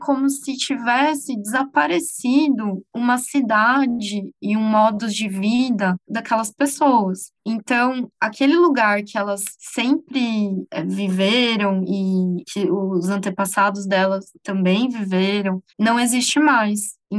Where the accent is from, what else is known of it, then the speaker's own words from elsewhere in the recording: São Bernardo do Campo, São Paulo, Brazil; Eu vim de São Paulo, de São Bernardo do Campo especificamente, e eu vim para projetar casas de famílias mineiras